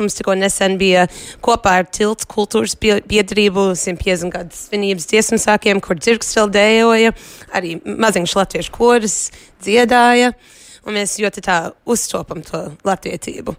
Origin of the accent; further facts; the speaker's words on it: Long Island, New York, United States; now in Philadelphia, United States; Es uh, Long Islandā, es no New Yorkas esmu. Un tas, kurš piedzimu, bet es tagad Filadelfijā dzīvoju